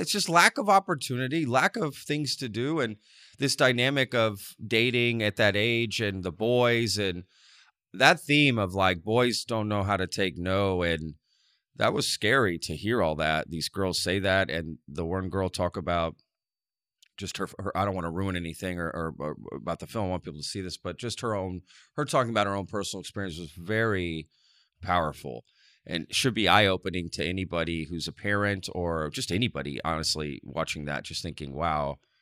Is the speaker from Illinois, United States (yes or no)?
no; Texas, United States; grew up in a small small town in Texas